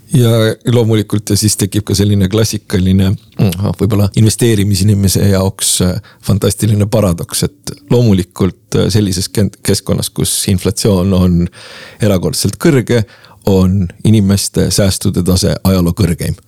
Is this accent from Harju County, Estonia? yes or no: yes; Tallinn, Harju County, Estonia; ma olen äh, Lasnamäelt pärit